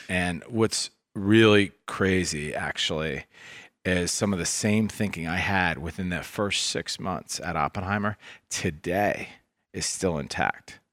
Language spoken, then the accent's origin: English; Washington, District of Columbia, United States; also born or lived in Ohio; I grew up in Washington, D C